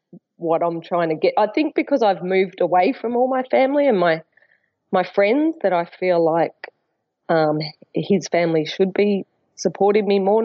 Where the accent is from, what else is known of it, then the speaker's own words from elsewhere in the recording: Melbourne, Victoria, Australia; moved away as an adult; now in Brisbane, Australia; I'm ringing because I moved to Brisbane from Melbourne about 10 years ago to be with my now husband.